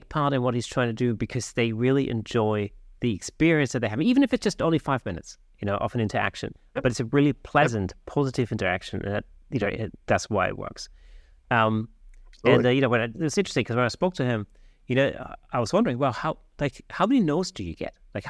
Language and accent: English; Germany; I'm German, actually.